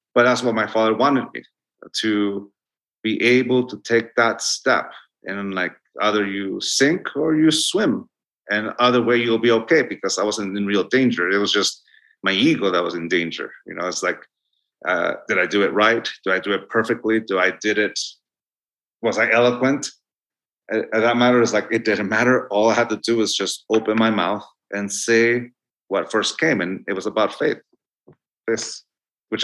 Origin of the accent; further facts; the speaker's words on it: Tijuana, Baja California, Mexico; English is a second language; moved away; also born or lived in Chula Vista, California; I grew up with juxtapositions and dualities continuously until I moved from Tijuana, know, I stopped going to school in Tijuana. I went to school in Bonita in Chula Vista